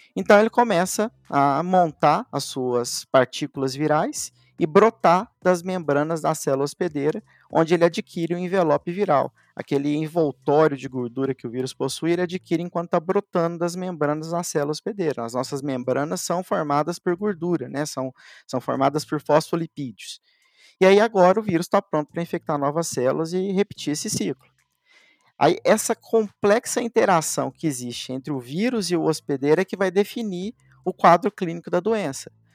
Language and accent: Portuguese; Elói Mendes, Minas Gerais, Brazil; moved away as an adult; also born or lived in Uberaba; eu sou mineiro, nasci numa cidadezinha lá do sul de Minas, chamada Eloy Mendes, onde a maior parte da minha família ainda vive